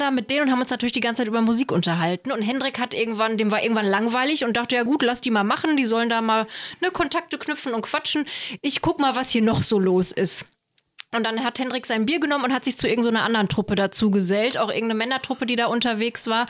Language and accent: German; Offenbach am Main, Hesse, Germany; moved away; Ich komme ja ursprünglich aus Offenbach